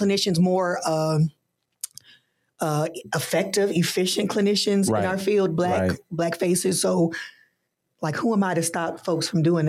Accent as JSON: {"language": "English", "region": "Colorado", "country": "United States", "said": "You know, I'm from Colorado"}